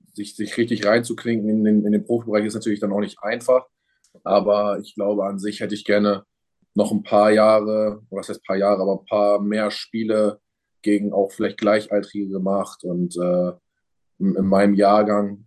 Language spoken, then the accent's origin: German; Germany; in Deutschland bleiben will, weil es mein Heimatland ist